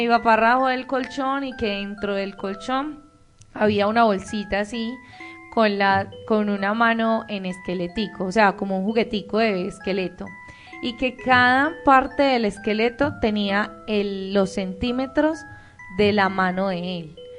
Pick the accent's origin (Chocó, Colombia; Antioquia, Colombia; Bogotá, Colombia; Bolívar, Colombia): Antioquia, Colombia; El Bagre; yo soy del Bagre, Antioquia